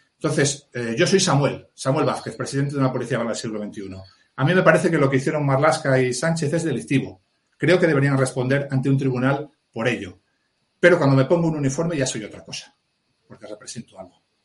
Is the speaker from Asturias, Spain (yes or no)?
yes; Mieres, Asturias, Spain; nací en Miares, en la cuenca minera del Caudal, en Asturias